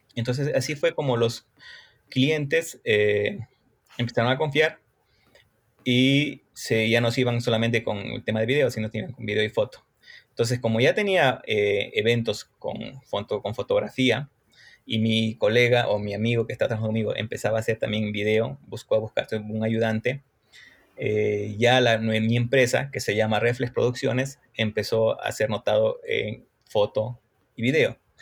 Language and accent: Spanish; Cochabamba, Bolivia; also born or lived in Brazil; en mi país no hay escuelas que te enseñen fotografía